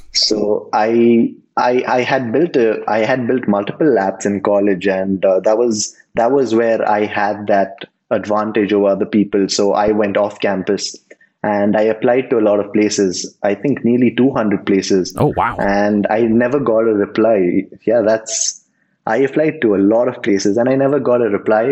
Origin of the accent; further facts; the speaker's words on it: Mumbai, Maharashtra, India; now in Bangalore, India; I'm from India, originally from Mumbai, and I settled down in Bangalore